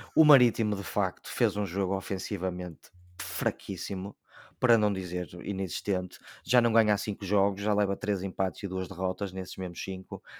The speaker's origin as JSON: {"language": "Portuguese", "town": "Braga", "region": "Norte", "country": "Portugal", "said": "enquanto bracarense"}